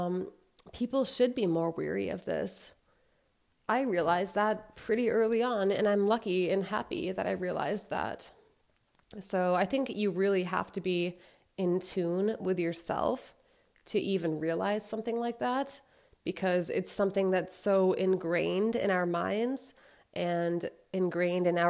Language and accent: English; United States; I'm from the States